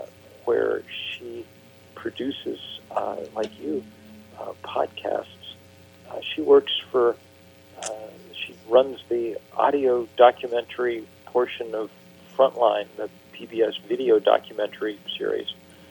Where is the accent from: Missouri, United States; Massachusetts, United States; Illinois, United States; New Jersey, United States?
Massachusetts, United States; Lexington; I grew up in Lexington, Massachusetts, where the first battle of the American Revolution was fought.